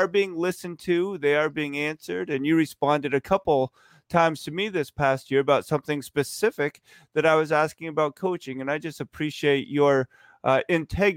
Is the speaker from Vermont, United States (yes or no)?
yes; Vermont, United States; I grew up in Vermont when everybody was a Celtics fan.